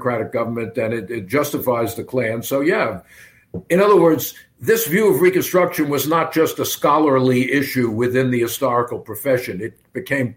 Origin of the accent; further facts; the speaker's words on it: Long Island, New York, United States; I grew up in Long Island in the suburbs